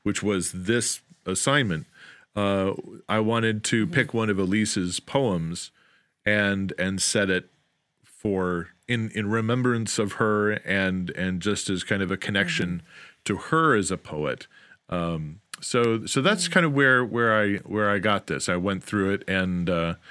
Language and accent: English; outside of Chicago, Illinois, United States; I grew up outside of Chicago